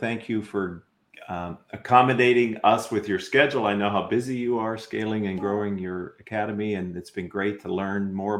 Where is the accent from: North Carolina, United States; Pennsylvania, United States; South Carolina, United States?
Pennsylvania, United States; I'm from Pennsylvania.